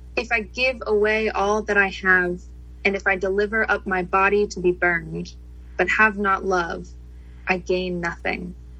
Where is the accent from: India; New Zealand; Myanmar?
India; moved away as an adult; now in United States; My racial journey in this country began more than 20 years ago when I immigrated from India